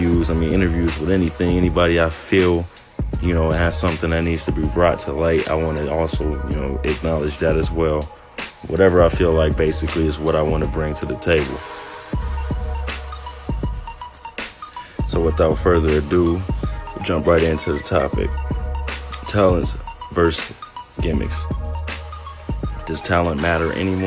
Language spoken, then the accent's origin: English; Long Beach, California, United States; also born or lived in Orange County, California / Tustin, California / Santa Ana, California / Irvine, California; I was born in Long Beach, California, raised there. Was there maybe until about sixth grade.